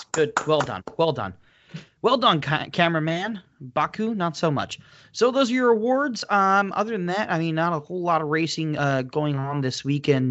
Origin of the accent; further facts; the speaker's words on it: United States; I'm American.